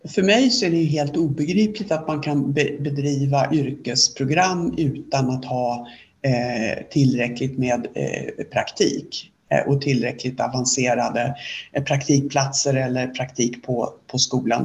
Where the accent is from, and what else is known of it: Sweden